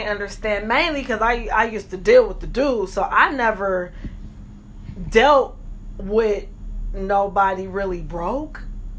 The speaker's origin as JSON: {"language": "English", "region": "Michigan", "country": "United States", "said": "I was in Michigan. Oh, okay. So I'm from Michigan."}